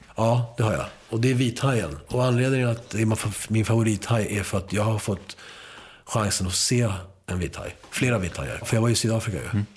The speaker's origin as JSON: {"language": "Swedish", "country": "Sweden", "tie": "born or raised there", "first_language": "Spanish", "second_language": "Swedish", "said": "spanska skulle vara mitt modersmål fast jag började skolan här"}